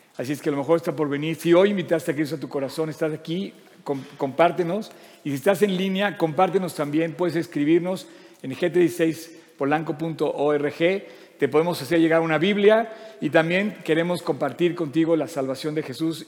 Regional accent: Mexico; ¿Por qué somos mexicanos? porque nacimos en México.

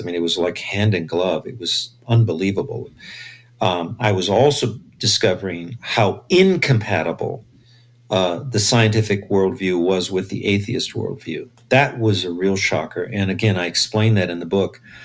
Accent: Los Angeles, California, United States; I grew up in East LA. I was born in East

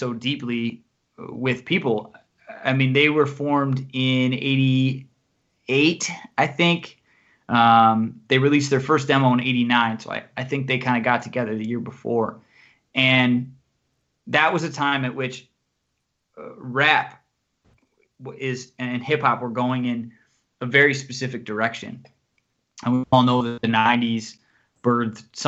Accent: Buffalo, New York, United States; I was from Buffalo, New York, so I'm not really from a place that has its roots deep in the hip hop scene at all

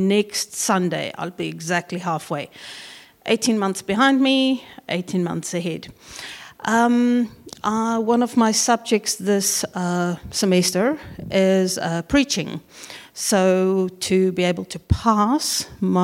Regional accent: South Africa; now in New Zealand; We are originally from South Africa and have been in New Zealand for, oh gosh, going on 16 years now

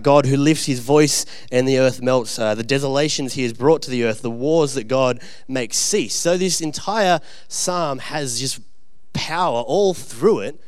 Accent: Orange, New South Wales, Australia; also born or lived in Bathurst, Australia; I grew up out in Orange and Bathurst, which is like way, way away from here

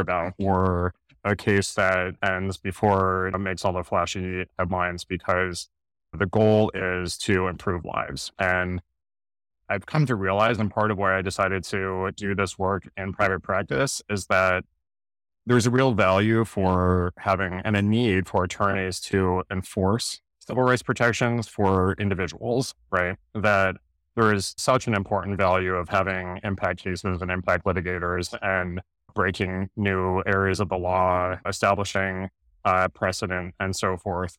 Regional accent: New Jersey, United States; I grew up in South Jersey

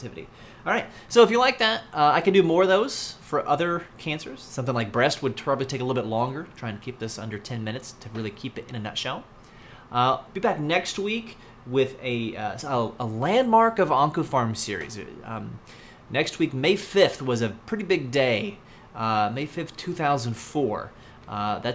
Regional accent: United States; as an American

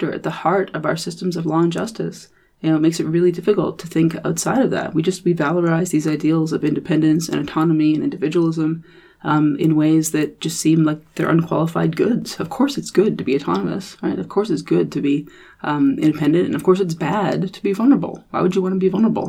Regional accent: Canada; me being a Canadian and a Canadian legal scholar

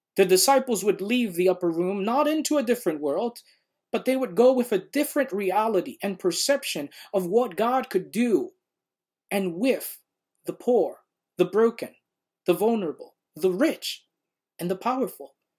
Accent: New York City, New York, United States; As a fifth grader growing up in Red Hook, Brooklyn, in the projects

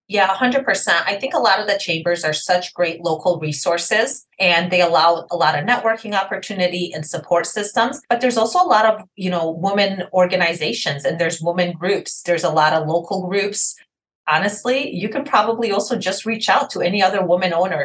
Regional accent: Detroit, Michigan, United States; I am from Detroit, Michigan.

